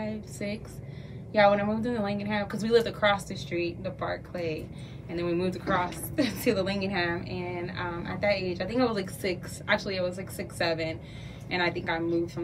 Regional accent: Los Angeles, California, United States; But I'm from L.A., and my mom is Black. My dad is from El Salvador.

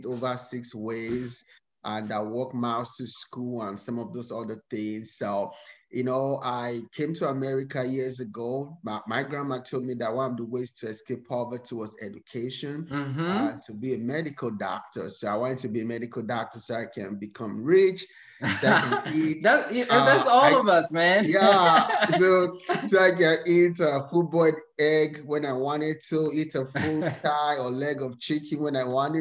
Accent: Nigeria; moved away as an adult; now in United States; I was born and raised in Nigeria

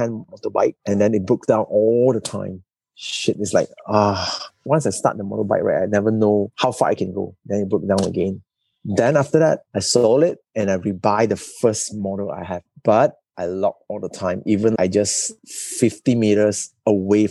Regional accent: Sandakan, Sabah, Malaysia; moved away as an adult; also born or lived in Kuala Lumpur; The signboard in Sanakan, in my hometown, is hand-drawn

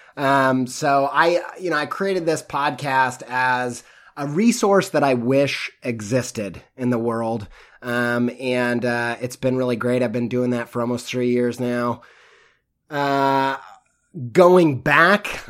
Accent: Midwest, United States; I grew up in the Midwest

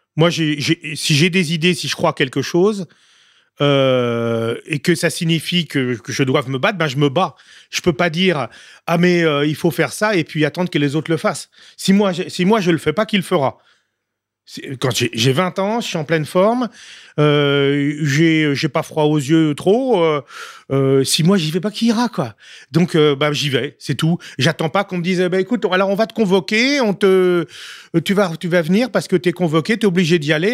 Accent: France; en tant que Français

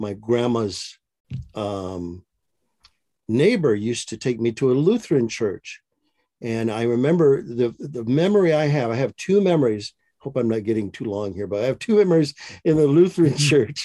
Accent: Michigan, United States; moved away as an adult; now in Maricopa, United States; my wife and I live in Maricopa, Arizona. We grew up in Michigan, both of us did

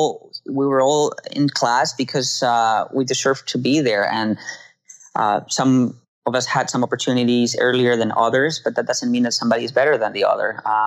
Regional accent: Peru; Mine was certainly unique in the fact that I came from Peru

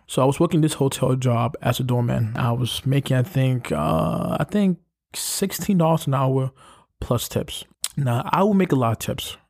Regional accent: New York City, New York, United States; I come from Brooklyn

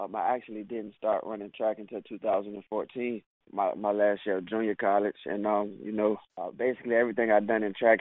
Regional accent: Richmond, Virginia, United States; moved away as an adult; also born or lived in Arizona / Tennessee; I'm from Richmond, Virginia

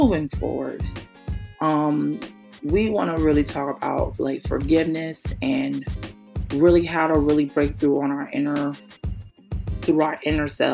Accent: New York City, New York, United States; My hometown, New York City, Brooklyn, New York

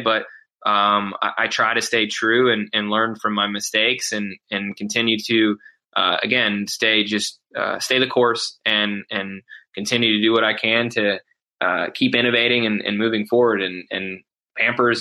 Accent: Mansfield, Ohio, United States; Mansfield, Ohio, my hometown

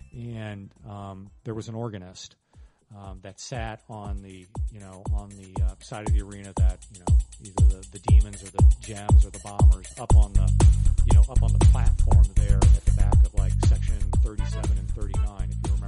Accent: Huber Heights, Ohio, United States; I grew up in Huber Heights

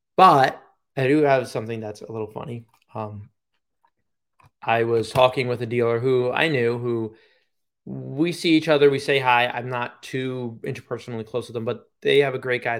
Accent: Long Island, New York, United States; moved away; Long Island is my home. It will never not be.

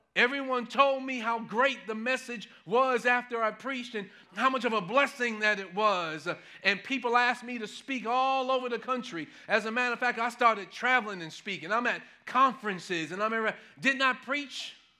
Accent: New York City, New York, United States; growing up in Manhattan, no, growing up in New York City, in Manhattan

